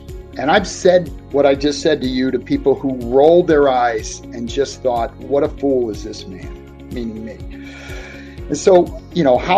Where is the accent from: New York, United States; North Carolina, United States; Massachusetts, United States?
Massachusetts, United States; Boston; moved away as an adult; now in West Virginia, United States; I grew up in South Boston, which most people would never have heard